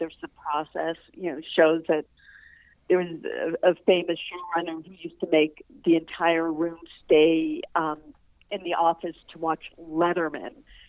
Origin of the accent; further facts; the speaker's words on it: East Coast, United States; I think, again, growing up on the East Coast, I didn't even know people wrote for TV.